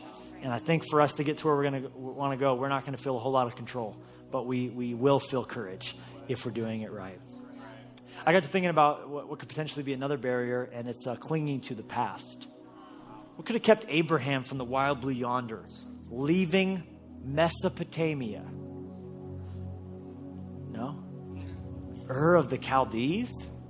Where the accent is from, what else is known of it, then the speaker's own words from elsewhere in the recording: Colorado, United States; born there; no, I was born in Colorado. But I'm not from Colorado.